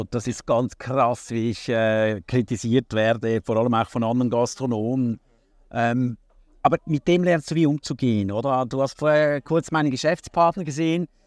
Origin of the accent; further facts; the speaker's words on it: Hurden, Schwyz, Switzerland; also born or lived in Zürich; ich bin eigentlich in Hurden, das ist ein kleines Dorf direkt am See, äh, am oberen See aufgewachsen.